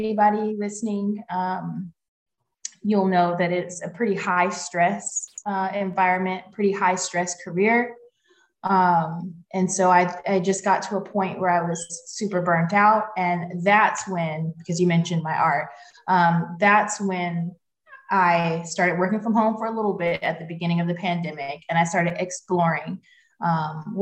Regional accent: Atlanta, Georgia, United States; moved away as an adult; I'm from Atlanta, Georgia, in the United States, and I grew up right in the city of Atlanta

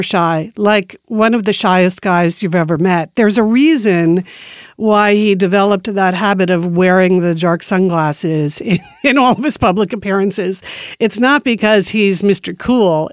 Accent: East Coast, United States; moved away as an adult; also born or lived in New York City / Beaverton, Oregon; I grew up on the East Coast, and when I moved to Nike, I had, I was moving from New York City to Beaverton, Oregon

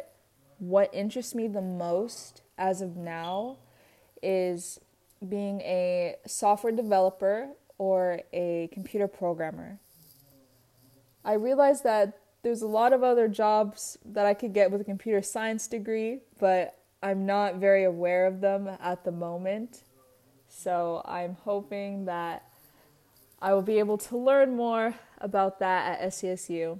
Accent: San Diego, California, United States; I was born and raised in San Diego

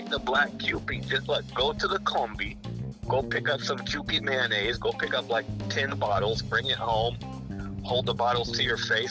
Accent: California, United States; moved away as an adult; also born or lived in Japan; one of those foreigners that I used to hate growing up in California.

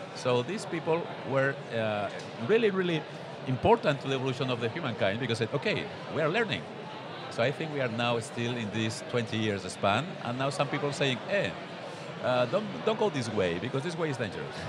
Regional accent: Barcelona, Catalonia, Spain; I am a guy from Barcelona here in Utrecht

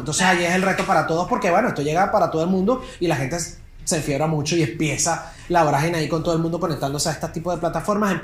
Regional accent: Venezuela; soy periodista venezolano

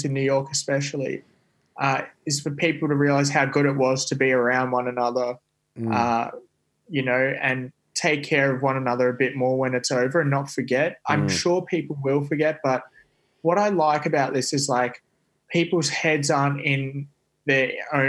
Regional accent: Australia; now in United States; being Australian

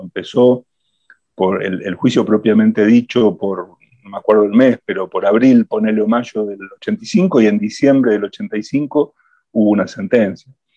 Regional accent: Argentina

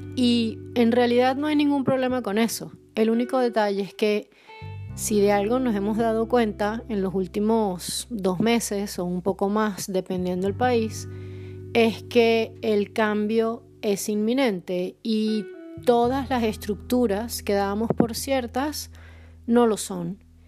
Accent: Caracas, Capital District, Venezuela; also born or lived in southern Poland; now in Poland; soy caraqueña y grabo desde el sur de Polonia

